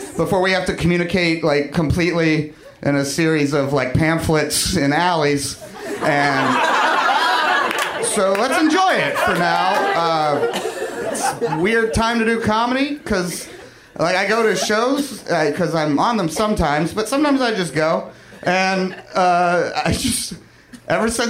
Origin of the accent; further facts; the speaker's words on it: Kentucky, United States; moved away; I'm from Kentucky originally